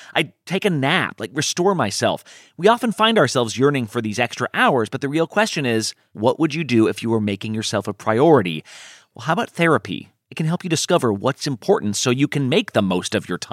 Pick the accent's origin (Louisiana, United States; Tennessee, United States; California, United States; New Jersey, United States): California, United States; Southern; I grew up in Southern California